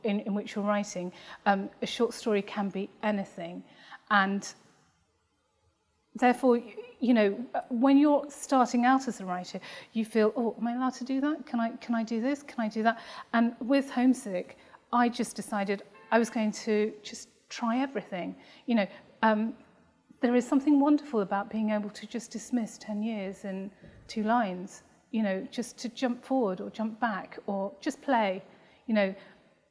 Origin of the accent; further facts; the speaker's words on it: England, United Kingdom; I was born in England.